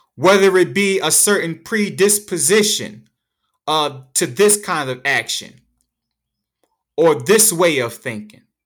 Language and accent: English; United States; we're American